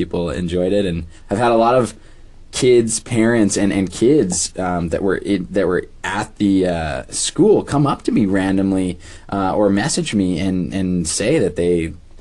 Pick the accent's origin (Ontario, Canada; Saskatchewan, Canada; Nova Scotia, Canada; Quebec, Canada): Saskatchewan, Canada; Prince Albert; I grew up in Prince Albert, and when I moved to Saskatoon